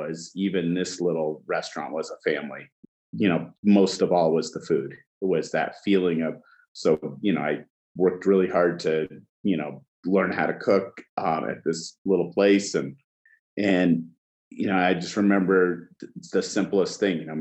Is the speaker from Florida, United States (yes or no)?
no; Washington, United States; also born or lived in Cairo, Egypt; I grew up in a small town in Washington State, and I was born in Egypt in Cairo